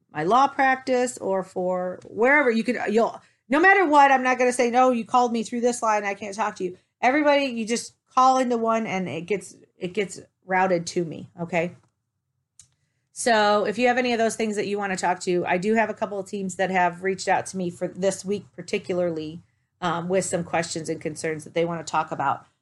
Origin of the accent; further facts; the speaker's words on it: Toledo, Ohio, United States; moved away; also born or lived in Dallas / Denver; I was originally from Toledo